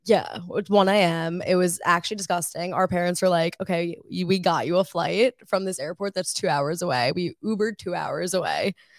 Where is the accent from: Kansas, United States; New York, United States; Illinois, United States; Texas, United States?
New York, United States; Woodbury; I am from Woodbury, New York. It's on Long Island